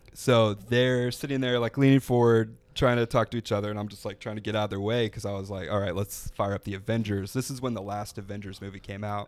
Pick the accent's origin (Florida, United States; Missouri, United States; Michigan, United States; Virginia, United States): Florida, United States; I'm from an hour north of here